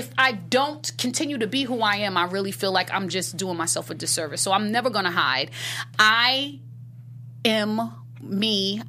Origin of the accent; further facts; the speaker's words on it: New York, United States; being a New Yorker, we're raised to just be real and honest